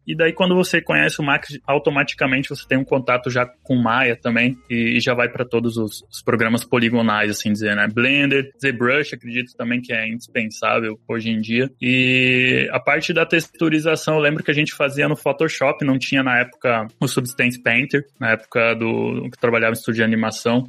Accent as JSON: {"language": "Portuguese", "region": "interior of Rio Grande do Sul", "country": "Brazil", "tie": "born or raised there", "also_born_or_lived": "Joinville", "moved": "yes", "said": "eu cresci numa cidadezinha minúscula no interior do Rio Grande do Sul"}